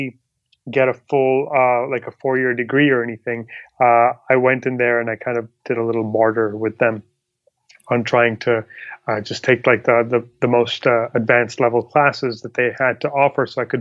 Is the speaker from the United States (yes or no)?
no; Pakistan; moved away; also born or lived in Dubai; I'm originally from Pakistan